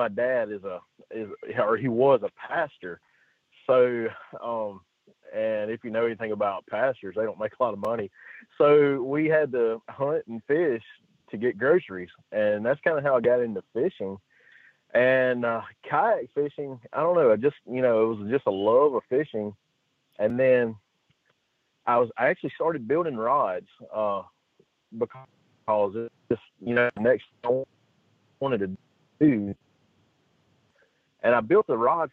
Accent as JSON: {"language": "English", "region": "coastal Mississippi", "country": "United States", "tie": "born or raised there", "moved": "as an adult", "lives_now": "Alabama, United States", "said": "Then we moved to Mississippi, you know, where all my, you know, basically all my family is from."}